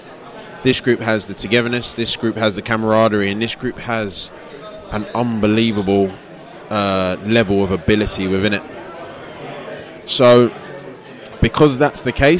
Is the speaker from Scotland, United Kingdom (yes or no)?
no; London, United Kingdom; this is home. I was born in Greenwich Hospital, which is now a block of flats